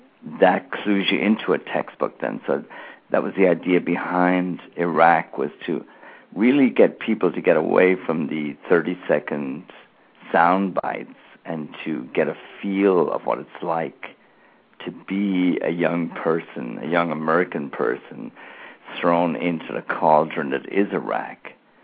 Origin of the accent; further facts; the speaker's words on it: Ireland; Whereas growing up in Ireland, where there was a real political divide, where people had actually been killed in a civil war in the 1920s